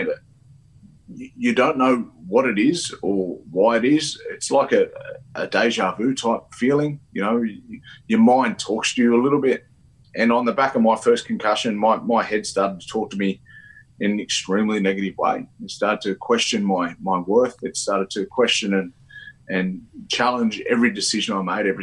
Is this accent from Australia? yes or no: yes; Wagga Wagga, New South Wales, Australia; also born or lived in Cowra / Sydney; now in Dubbo, Australia; I grew up I was born in Cowra, but grew up in Wagga before I moved to Sydney as a 17-year-old